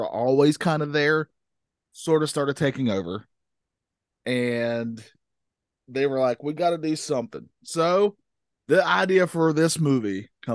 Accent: the South, United States; I'm from the South

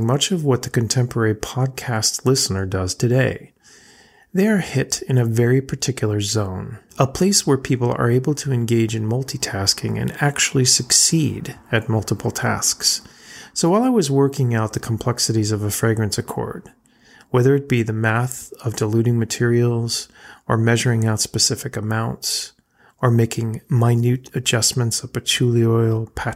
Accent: Connecticut, United States; now in Rhode Island, United States; where I was raised in Connecticut

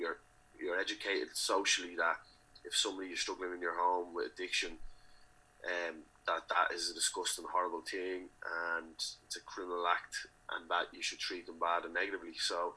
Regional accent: Dublin, County Dublin, Ireland; I grew up in Ballymun, in a community that I love

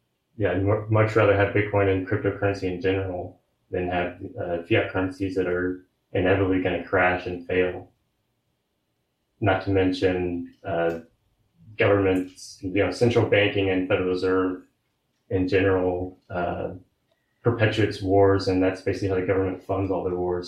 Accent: Kansas City, United States; we're from Kansas City

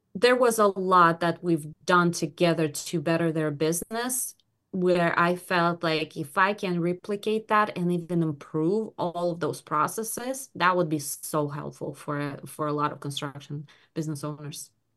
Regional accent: Belarus; now in Michigan, United States; I am ori-, I was born in Belarus

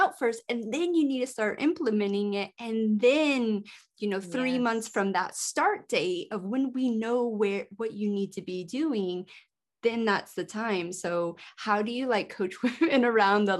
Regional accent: California, United States; moved away; also born or lived in Hawaii / United Kingdom; growing up in California

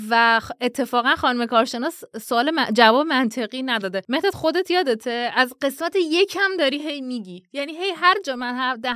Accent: Iran; منم خب به هر حال دارم از ایران میام دیگه.

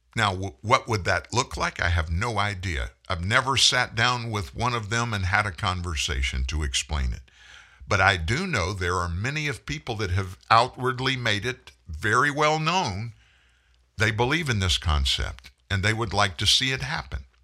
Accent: United States; I'm, I'm an American

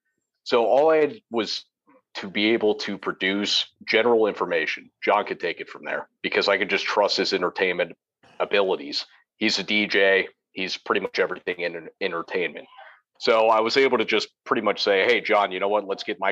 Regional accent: the South, United States; accent: Southern; So, I grew up in the South and had a Southern family, and I grew up with slightly a Southern accent.

